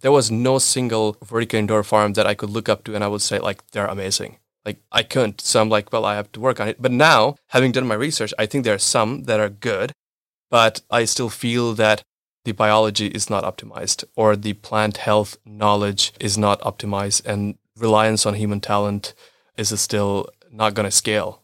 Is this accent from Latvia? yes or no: no; India; moved away as an adult; also born or lived in United States / Israel / United Arab Emirates / New York; now in Germany; I was born and raised in India, but then I've been moving and relocating for last seven years, uh, bunch of countries.